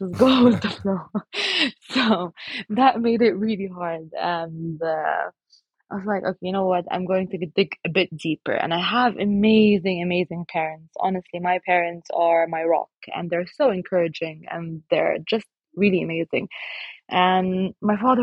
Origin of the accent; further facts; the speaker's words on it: Lebanon; moved away as an adult; now in United Kingdom; So now I'm in the UK, but I'm originally from Lebanon